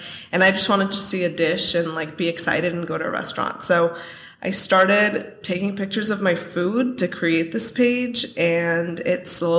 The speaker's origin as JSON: {"language": "English", "area": "Bay Area", "region": "California", "country": "United States", "tie": "born or raised there", "moved": "as an adult", "lives_now": "San Diego, United States", "said": "I grew up in the Bay Area."}